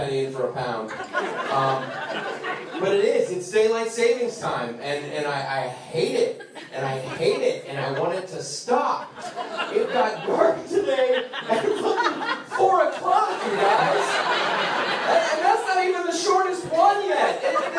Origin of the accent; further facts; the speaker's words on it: Ohio, United States; also born or lived in California; now in Long Island, United States; I grew up in Ohio. I moved out to California because I hate the cold and the wet